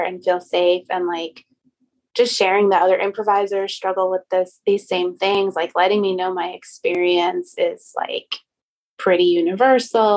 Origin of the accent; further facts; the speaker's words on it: Long Island, New York, United States; I grew up on Long Island